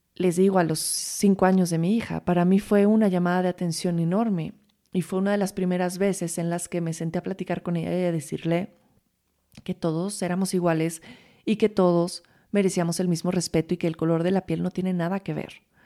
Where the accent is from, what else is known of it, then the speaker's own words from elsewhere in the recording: Mexico; vivimos como mexicanos